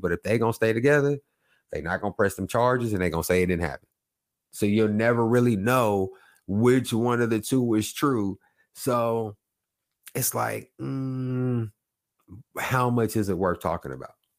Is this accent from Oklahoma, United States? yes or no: yes; Oklahoma, United States; I'm from Oklahoma.